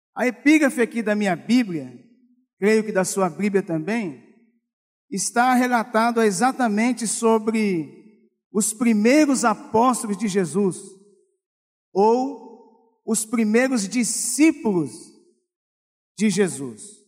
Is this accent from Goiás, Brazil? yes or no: no; São Paulo, Brazil; moved away as an adult; now in Rio de Janeiro, Brazil; Eu não sou oriundo do Rio de Janeiro, sou do estado de São Paulo